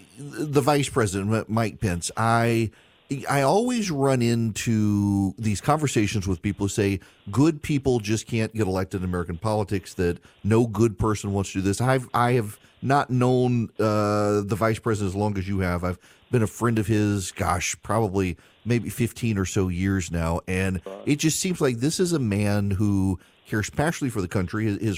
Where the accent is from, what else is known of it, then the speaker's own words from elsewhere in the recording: Dubai, United Arab Emirates; now in United States; I grew up in Dubai, and it always strikes me how going around the world as a kid, everyone was just loved the United States